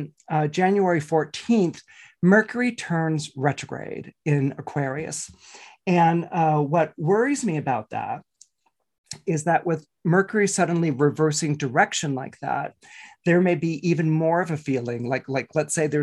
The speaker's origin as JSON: {"language": "English", "region": "Northern California", "country": "United States", "tie": "born or raised there", "said": "when I was growing up in Northern California"}